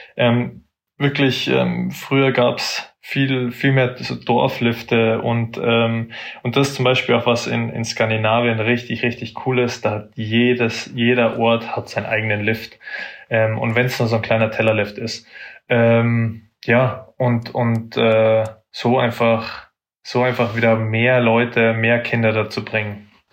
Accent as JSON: {"language": "German", "town": "Munich", "region": "Bavaria", "country": "Germany", "tie": "born or raised there", "said": "ich bin aus München, ähm, bin München City aufgewachsen, also in Schwabing"}